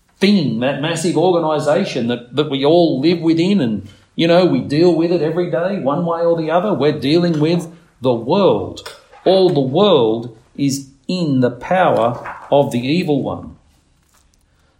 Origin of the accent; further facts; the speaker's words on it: Nowra, New South Wales, Australia; I was born in Nowra Hospital